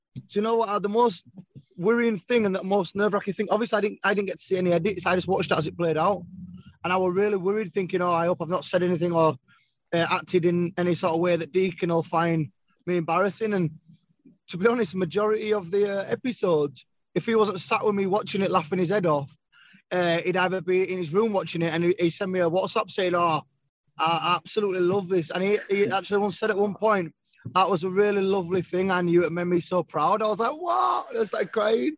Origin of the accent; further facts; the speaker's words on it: Leeds, Yorkshire and the Humber, United Kingdom; I'm from Leeds